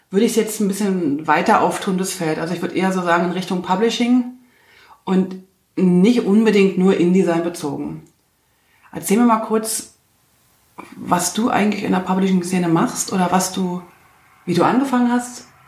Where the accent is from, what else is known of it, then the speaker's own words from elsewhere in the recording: Germany; Wurde aber nicht genommen, weil man damals in der DDR, wo ich groß geworden bin, nur Männer ausgebildet hatte.